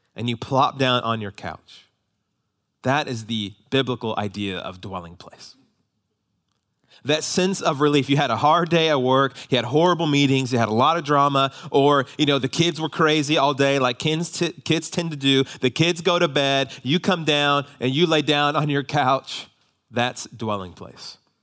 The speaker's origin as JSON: {"language": "English", "country": "United States", "said": "we as American Christians"}